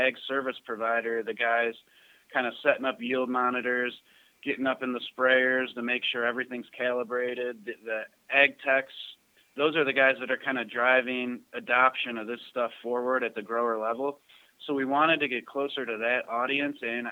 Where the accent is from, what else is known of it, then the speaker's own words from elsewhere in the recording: Cleveland, Ohio, United States; also born or lived in northern Michigan; I'm a Cleveland kid, born and raised in Cleveland, Ohio. Lived here basically my whole life.